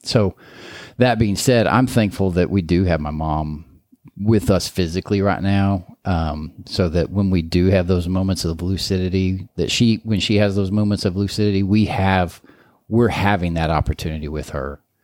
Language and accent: English; Kansas City, Missouri, United States; growing up in Kansas City